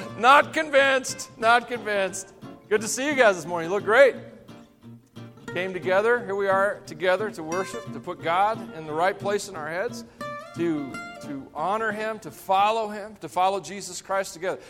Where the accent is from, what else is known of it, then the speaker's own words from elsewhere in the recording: Tennessee, United States; I'm from Tennessee